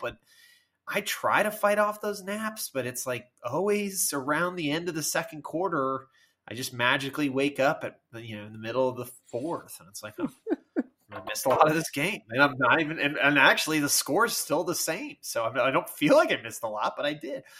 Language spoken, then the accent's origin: English; Virginia, United States; I am from Virginia.